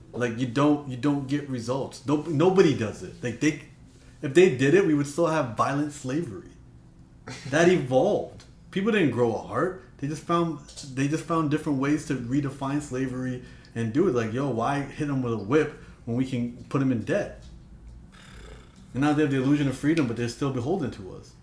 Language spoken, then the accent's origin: English; Toronto, Ontario, Canada; I grew up in Toronto. My parents come from Punjab and Rajasthan